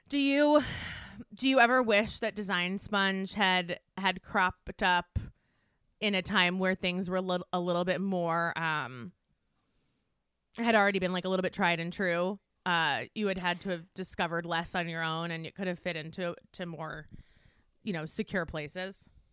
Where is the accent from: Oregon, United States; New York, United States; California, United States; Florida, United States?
New York, United States; Westchester; moved away as an adult; now in Los Angeles, United States; I grew up in Westchester